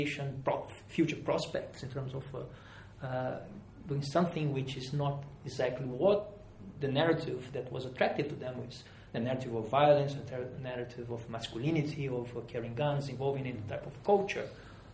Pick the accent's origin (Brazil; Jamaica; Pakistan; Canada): Brazil; Rio de Janeiro; moved away; also born or lived in Europe; I've been here for many years, but I'm from Rio de Janeiro.